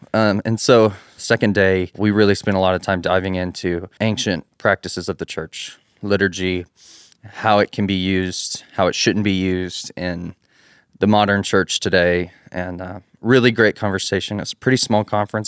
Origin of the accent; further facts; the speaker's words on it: Abilene, Texas, United States; moved away as an adult; now in Athens, Texas, United States; I'm actually from Abilene, which is West Texas